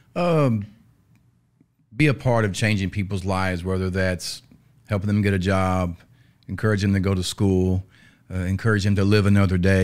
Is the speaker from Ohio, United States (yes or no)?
no; North Little Rock, Arkansas, United States; born and raised in North Little Rock, Arkansas